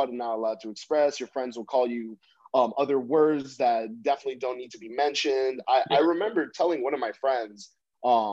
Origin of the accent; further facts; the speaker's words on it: United States; I'm from the States